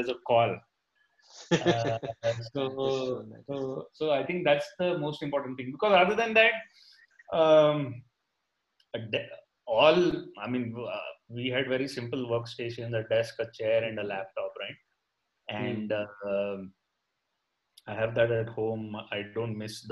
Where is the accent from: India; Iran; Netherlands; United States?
India; Goa; moved away; I grew up in Goa